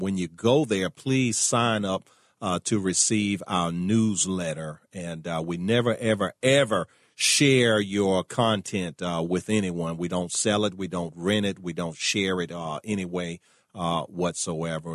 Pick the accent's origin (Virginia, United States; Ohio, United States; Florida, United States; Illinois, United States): Virginia, United States; Richmond; My hometown of Richmond, Virginia